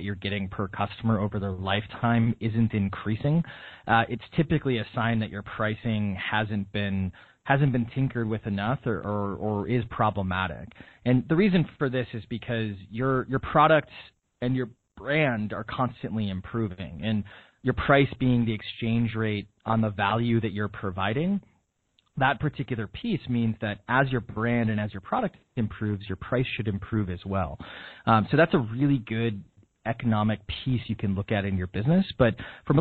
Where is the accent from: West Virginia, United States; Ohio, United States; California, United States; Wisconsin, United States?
Wisconsin, United States; moved away as an adult; also born or lived in Illinois / Washington, D.C.; now in Boston, United States; I'm from Wisconsin, so I'm from a town with more cows than people